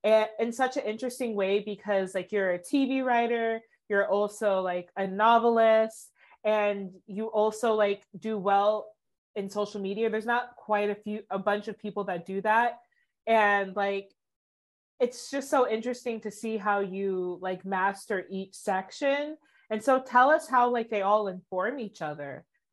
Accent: Atlanta, Georgia, United States; I'm from Atlanta.

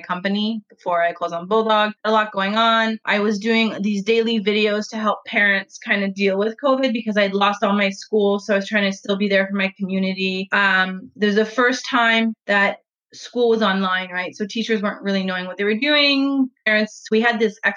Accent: Canada; moved away; we're Canadian

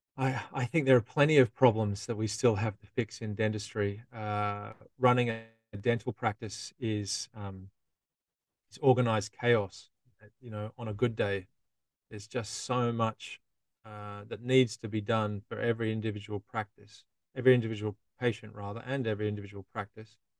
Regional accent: Australia; now in London, United Kingdom; I'm a dentist from Australia

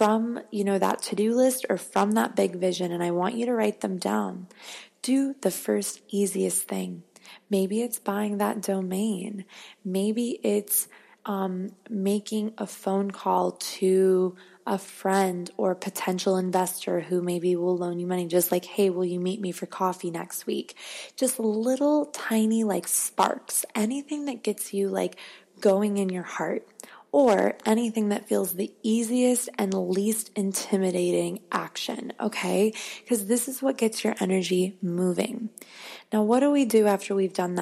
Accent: Arizona, United States; now in Los Angeles, United States; I'm from Arizona.

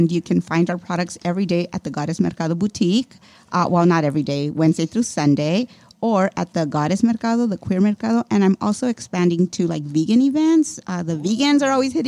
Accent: Los Angeles, California, United States; growing up in Boyle Heights and being different, and yeah, it was hard

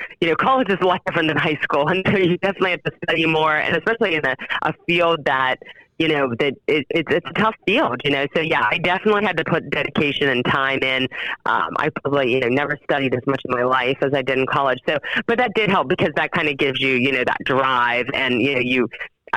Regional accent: Wheeling, West Virginia, United States; moved away as an adult; also born or lived in Buckhannon, West Virginia; now in St. Clairsville, United States; I grew up in Wheeling, West Virginia.

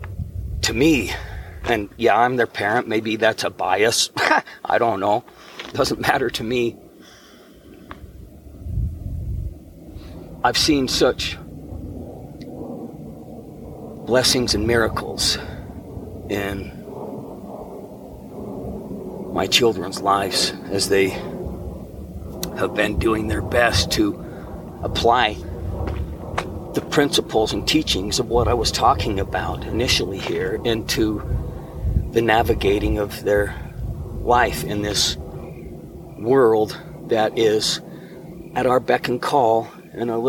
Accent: Ogden, Utah, United States; I still remember our physical address from when I was a child growing up in Ogden, Utah

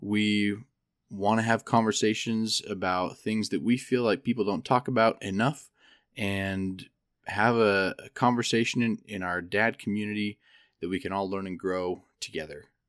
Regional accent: Idaho, United States; moved away as an adult; also born or lived in Provo, Utah; now in Denver, United States; I grew up in Idaho

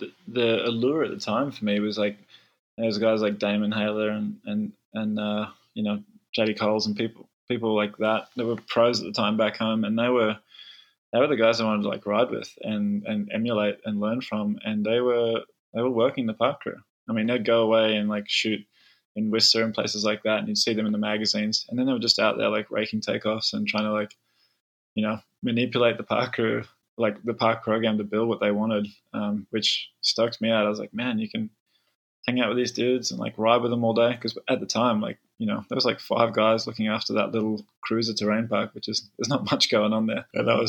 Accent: Melbourne, Victoria, Australia; born there; Like, I was born in Melbourne, haven't been back there since.

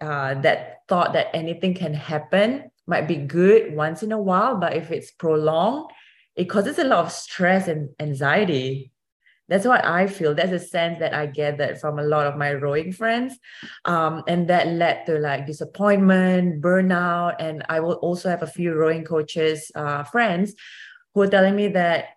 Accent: Singapore; moved away as an adult; now in United States; I used to row for my home country of Singapore. I was the first Singaporean rower

